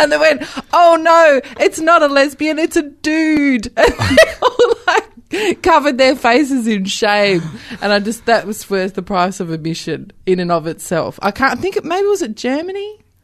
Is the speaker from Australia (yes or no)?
yes; Western Australia, Australia; born or raised there; moved away